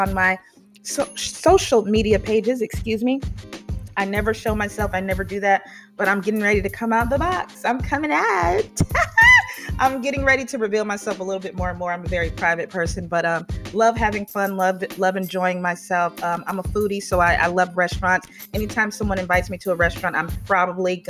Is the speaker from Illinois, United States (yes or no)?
yes; Chicago area, Illinois, United States; moved away; my hometown area around Hanover Park, Illinois, Chicago, Illinois, Elgin, Illinois